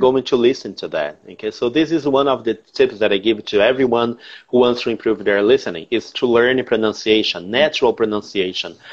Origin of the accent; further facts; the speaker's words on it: Porto Velho, Rondônia, Brazil; English is a second language; also born or lived in Santa Helena, Paraná; I was born in Paraná, Santa Helena, okay, but my family moved to Porto Ve- to Rondônia uh, in the ni- the beginning of the 80s